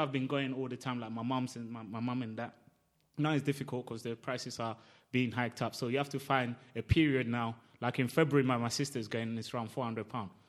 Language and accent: English; Ghana; now in United Kingdom; I grew up in Ghana. I'm Ghanaian